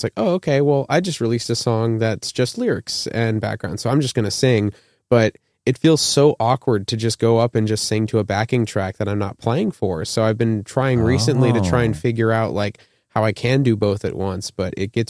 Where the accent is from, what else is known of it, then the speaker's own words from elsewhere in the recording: Tucson, Arizona, United States; moved away as an adult; now in Indiana, United States; I'm born and raised in Arizona. I moved up to Indiana for school, doing my master's in music technology, and I make electronic music.